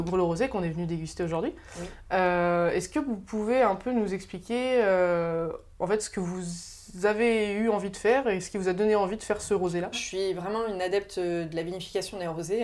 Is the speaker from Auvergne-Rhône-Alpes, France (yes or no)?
no; Anjou, Pays de la Loire, France; also born or lived in Bordeaux; je suis originaire de l'Anjou